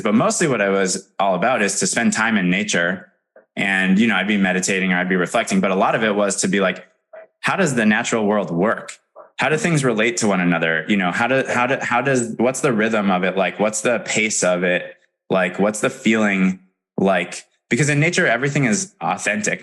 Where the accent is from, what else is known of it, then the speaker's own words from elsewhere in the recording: Madison, Wisconsin, United States; I'm from Madison, Wisconsin originally